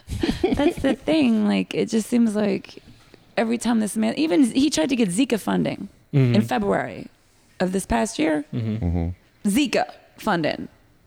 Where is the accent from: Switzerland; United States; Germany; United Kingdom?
United States; Deep South; Like, I was raised in the Deep South.